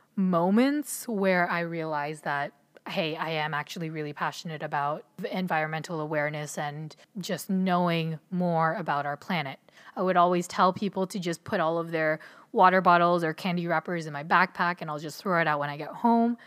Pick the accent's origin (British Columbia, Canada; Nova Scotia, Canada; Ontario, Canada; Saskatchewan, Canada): Ontario, Canada; also born or lived in Philippines; I was born in the Philippines, and when I was one, my family decided to move to Canada so I was raised in an immigrant household in Ontario, Canada